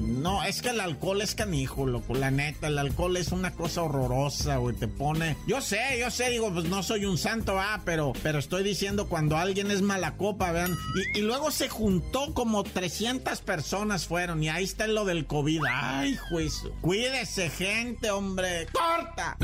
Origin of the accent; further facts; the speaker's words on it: Ciudad Juárez, Chihuahua, Mexico; moved away; also born or lived in Oaxaca / Nuevo Casas Grandes; aunque soy de Oaxaca, yo también me crié allá en el norte, ¿verdad? en Chihuahua, en Ciudad Juárez, Nuevo Casas Grandes, Chihuahua